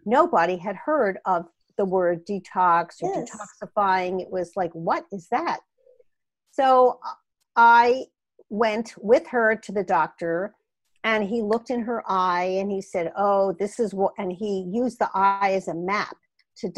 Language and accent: English; Philadelphia, Pennsylvania, United States; accent: Philadelphia; moved away as an adult; also born or lived in Portland, Oregon; now in California, United States; You can tell I have not lost my Philadelphia accent all these years later.